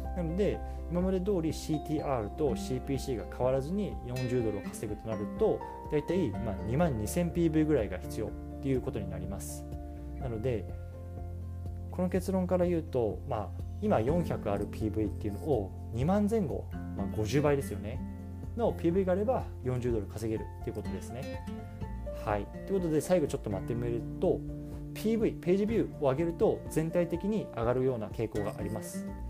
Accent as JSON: {"language": "Japanese", "country": "Japan", "moved": "yes", "lives_now": "United States", "said": "僕自身は今日本人としてアメリカに 住んでます"}